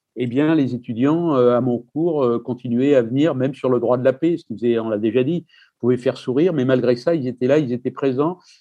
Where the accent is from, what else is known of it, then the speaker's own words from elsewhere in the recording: Marseille, Provence-Alpes-Côte d'Azur, France; je suis né à Marseille